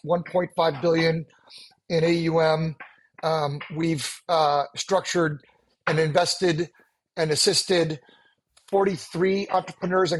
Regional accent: Washington, District of Columbia, United States; I was born and raised on the East Coast in Washington, D.C.

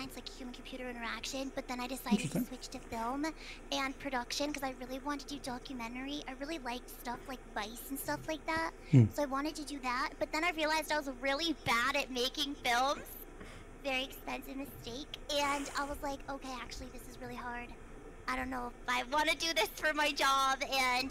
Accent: Midwest, United States; also born or lived in Belgium; now in California, United States; I grew up actually in the Midwest. I was born in Europe, but I grew up in the Midwest

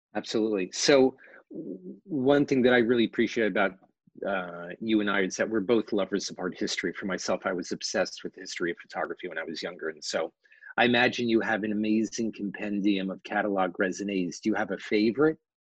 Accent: New York City, New York, United States; born and raised in New York City

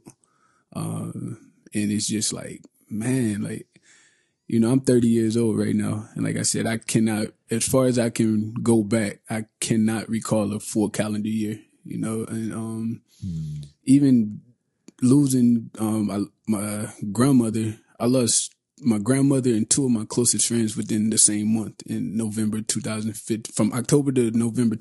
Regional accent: Detroit, Michigan, United States; I come from Detroit, Michigan. I grew up in project housing.

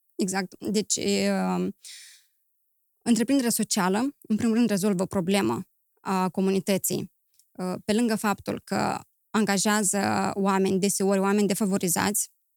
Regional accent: Chișinău, Moldova; moved away as an adult; also born or lived in Romania / Greece; am crescut în Chișinău, mi-am făcut uh, studiile liceale în Chișinău, apoi am plecat în România

